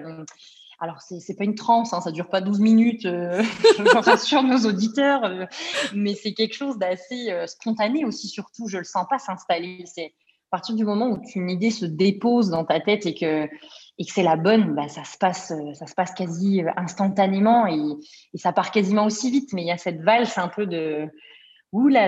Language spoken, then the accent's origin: French; Bourgogne-Franche-Comté, France; moved away as an adult; now in Montreal, Canada; ma région, euh, la Franche-Comté, pour la nommer, puisqu'elle est peu connue, mais j'en suis fière